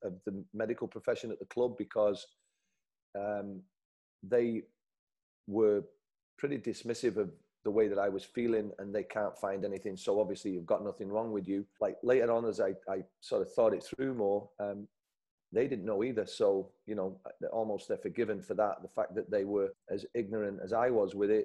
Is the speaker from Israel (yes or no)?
no; Salford, North West England, United Kingdom; I'm from Salford, so you can't be a yuppie if you're from Salford.